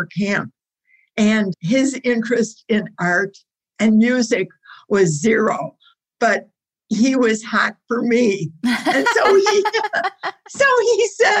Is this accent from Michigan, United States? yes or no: yes; Detroit, Michigan, United States; I was born and raised here, and I'm still here